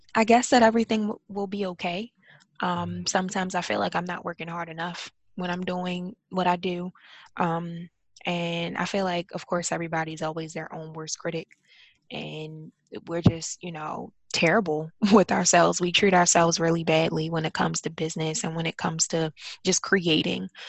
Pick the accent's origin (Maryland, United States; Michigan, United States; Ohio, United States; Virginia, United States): Maryland, United States; Baltimore; I'm from Baltimore, so um, I had to commute every day to work to DC